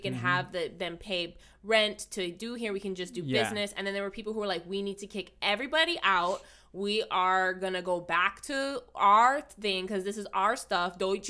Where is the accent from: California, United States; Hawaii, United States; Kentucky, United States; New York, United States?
Hawaii, United States; I was born, raised, mm-hmm. alive in Hawaii, it's been 50 years, roughly